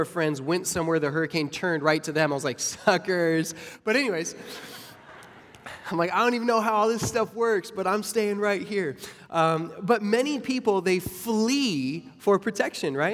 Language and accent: English; Arizona, United States; moved away as an adult; now in Florida, United States; now that I live in Florida, I'm from Arizona, and so I remember the first 8 days we moved to Florida 7 years ago